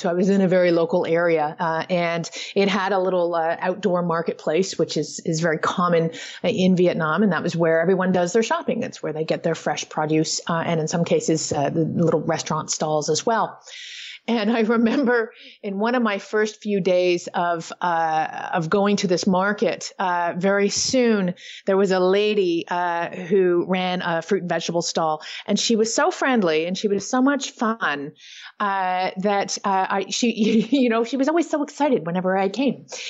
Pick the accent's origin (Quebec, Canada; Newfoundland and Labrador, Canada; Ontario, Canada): Ontario, Canada; Toronto; I do have a home base now, uh, back in my hometown of Toronto, Canada